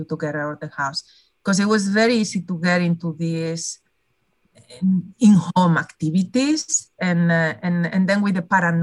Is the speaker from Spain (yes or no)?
yes; Spain; moved away as an adult; also born or lived in Netherlands / Boston; now in California, United States; growing up in Spain